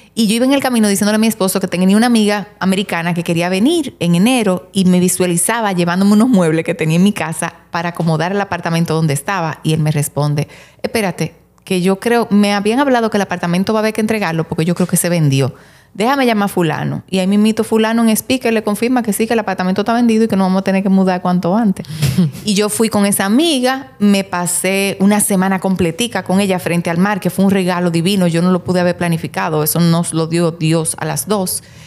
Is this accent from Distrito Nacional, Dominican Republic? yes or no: no; Santiago de los Caballeros, Santiago, Dominican Republic; Nosotros somos de Santiago